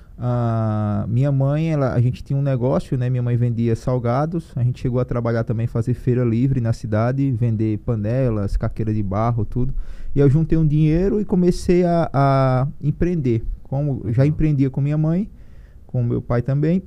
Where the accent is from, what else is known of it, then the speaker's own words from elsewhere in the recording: Piranhas, Alagoas, Brazil; also born or lived in Maceió; lá onde eu, eu, eu, nasci, que é próximo de Piranhas, onde tem os, os cânions de São Francisco